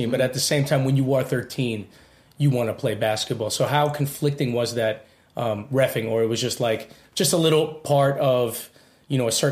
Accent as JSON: {"language": "English", "town": "New York City", "region": "New York", "country": "United States", "tie": "born or raised there", "said": "I grew up in Washington Heights."}